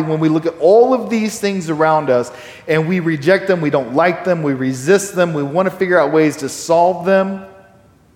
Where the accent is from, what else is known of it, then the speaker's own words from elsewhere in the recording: Texas, United States; I'm a Texan. I'm pretty proud of the fact that I'm a Texan. It's kind of my nationality